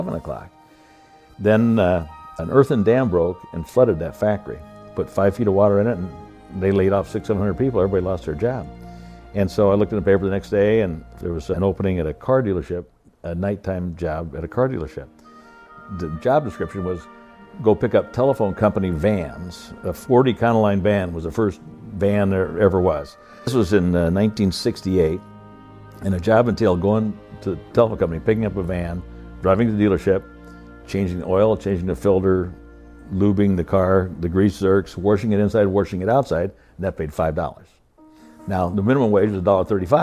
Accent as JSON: {"language": "English", "region": "Iowa", "country": "United States", "tie": "born or raised there", "said": "I was born in Iowa on a farm, the oldest of five kids. My dad worked"}